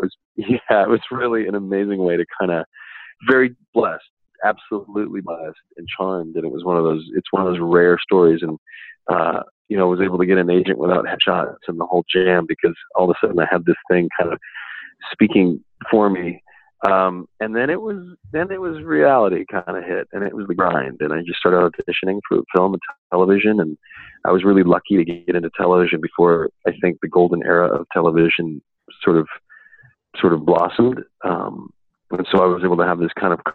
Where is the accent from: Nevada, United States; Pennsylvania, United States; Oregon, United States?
Nevada, United States; Reno; I'm actually from Nevada. So I was born in Reno, Nevada